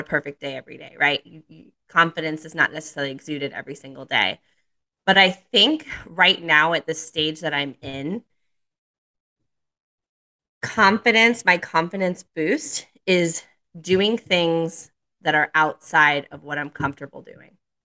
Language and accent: English; Miami, Florida, United States; moved away as an adult; also born or lived in Naples, Florida; now in Charlotte, United States; I'm from Miami, Florida. I moved to Charlotte 2 years ago after a solo travel journey. I lived in Miami, Florida until I was 30 years old